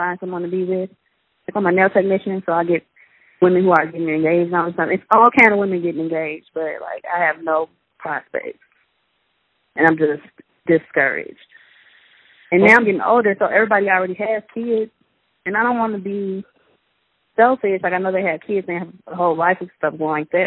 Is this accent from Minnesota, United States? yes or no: no; Chicago, Illinois, United States; moved away as an adult; now in Mississippi, United States; I'm from Chicago